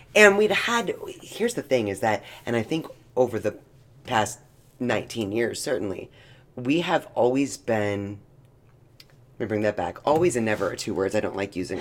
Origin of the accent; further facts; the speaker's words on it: Knoxville, Tennessee, United States; moved away; we were growing up in Knoxville and even moving here